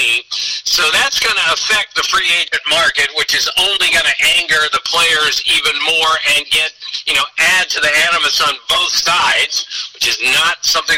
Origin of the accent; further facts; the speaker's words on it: Montgomery County, Maryland, United States; he and I grew up in Montgomery County, Maryland.